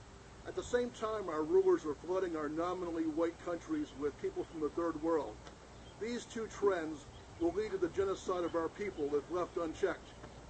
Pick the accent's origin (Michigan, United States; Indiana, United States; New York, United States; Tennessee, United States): Indiana, United States; Jasper; And I'm here in Jasper, Indiana, my hometown